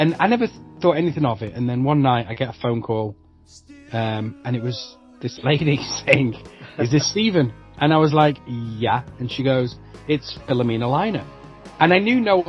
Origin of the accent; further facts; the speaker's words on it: Manchester, North West England, United Kingdom; moved away as an adult; now in United States; I'm from Manchester